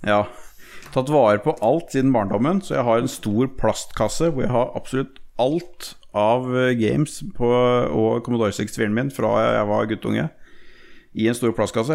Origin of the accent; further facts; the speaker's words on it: Notodden, Telemark, Norway; Jeg er oppvokst på Notodden